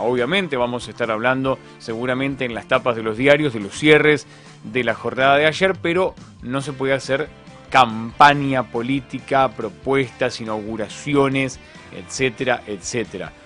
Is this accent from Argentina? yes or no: yes; San José de la Esquina, Santa Fe, Argentina; moved away; mientras yo viví en esa localidad, en San José de la Esquina, al sur de la provincia de Santa Fe